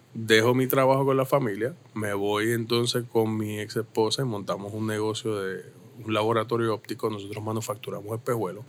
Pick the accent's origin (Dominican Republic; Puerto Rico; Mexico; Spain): Puerto Rico; Caguas; also born or lived in Santurce; me trajeron a los tres días para acá. y desde entonces vivo en el mismo lugar, en el mismo barrio, en la misma urbanización, toda la vida